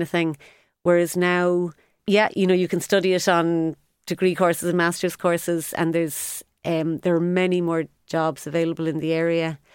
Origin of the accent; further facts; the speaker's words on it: Cork, Munster, Ireland; moved away as an adult; also born or lived in London; now in Cork, Ireland; I'm from Cork, was dying to move back